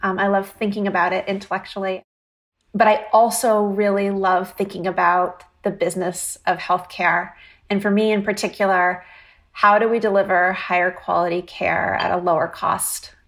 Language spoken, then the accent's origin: English; Vermont near Burlington, United States; moved away as an adult; also born or lived in Philadelphia, Pennsylvania; now in Boston area, United States; I grew up in Vermont near Burlington